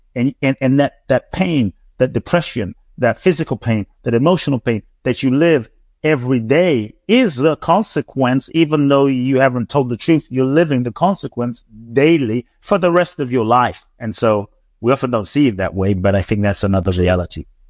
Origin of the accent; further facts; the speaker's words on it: London, United Kingdom; also born or lived in Ghana / Mexico; now in Los Angeles, United States; I grew up in London